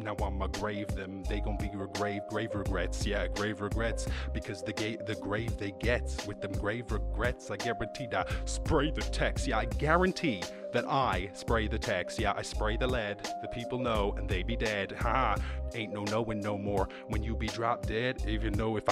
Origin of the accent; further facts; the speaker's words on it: Ireland; I grew up in Ireland in the countryside